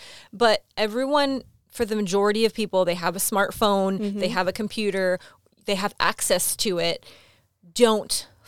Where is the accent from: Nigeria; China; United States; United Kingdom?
Nigeria; I'm from Nigeria.